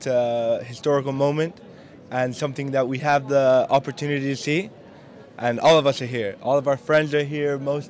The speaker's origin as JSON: {"language": "English", "country": "Spain", "moved": "as an adult", "lives_now": "Edinburgh, United Kingdom", "said": "Well, we are all from Spain, and we study here in the University of Edinburgh."}